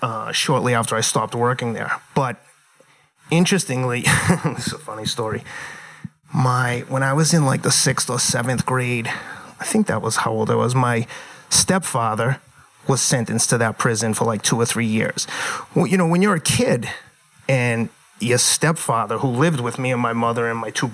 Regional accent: Somerville, Massachusetts, United States; also born or lived in New York; now in Pacific Palisades, California, United States; I grew up in inner city, blue collar Somerville

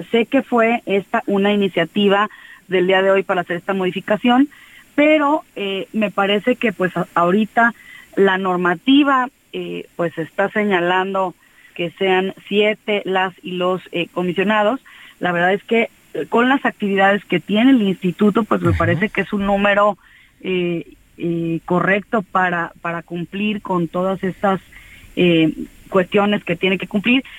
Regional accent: Mexico; como mexicanas, como mexicanos

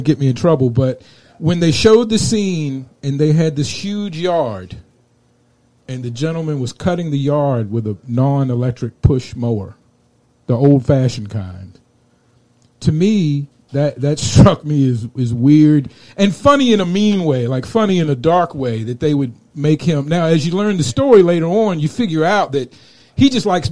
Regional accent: Richmond, Virginia, United States; moved away as an adult; now in Phoenix, United States; I grew up in Richmond, Virginia

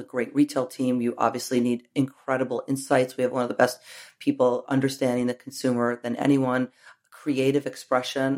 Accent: New York, United States; I grew up in New York

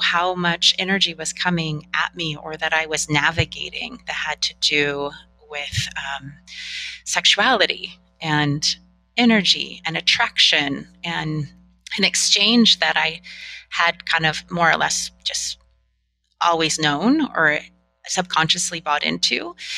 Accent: Northern California, United States; I grew up in Northern California

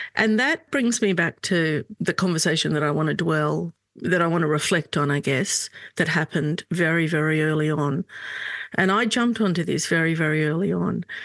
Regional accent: Australia; also born or lived in Lebanon; I'm Lebanese Australian

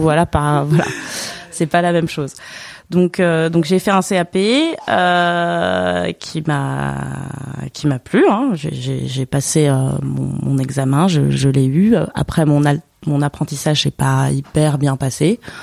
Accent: Basque Country, Nouvelle-Aquitaine, France; moved away; je viens d'un coin de la France où il y a un terroir assez riche

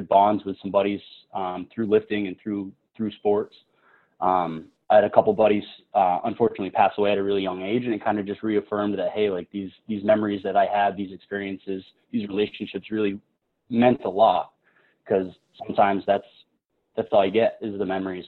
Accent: New Hampshire, United States; also born or lived in Maine; I'm born and raised in New Hampshire, so I haven't really gone far

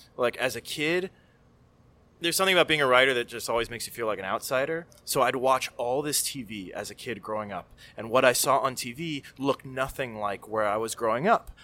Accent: Miami, Florida, United States; also born or lived in California; I'm from Miami

